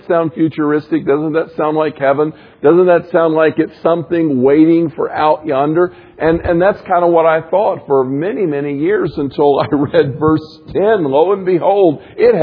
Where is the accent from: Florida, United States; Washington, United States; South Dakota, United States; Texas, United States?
Florida, United States; moved away; I grew up in Florida where the beach was flat and level